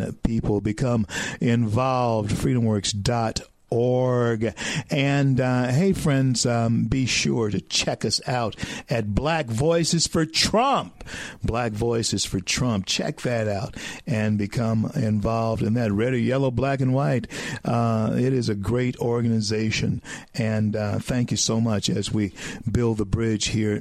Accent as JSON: {"language": "English", "region": "the South", "country": "United States", "tie": "born or raised there", "said": "I grew up in the South in the 60s"}